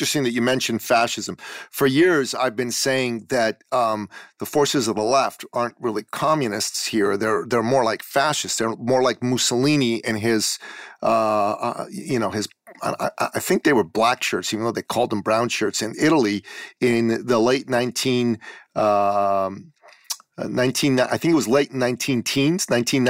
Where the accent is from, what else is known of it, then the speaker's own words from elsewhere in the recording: Iran; moved away; I come from the Middle East. I'm from Iran. I'm a Christian from Iran. My family left Iran right after the Islamic Revolution